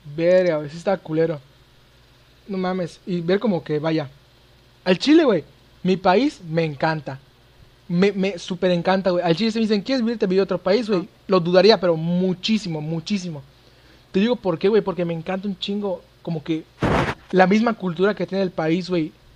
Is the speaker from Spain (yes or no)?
no; Mexico; soy mexicano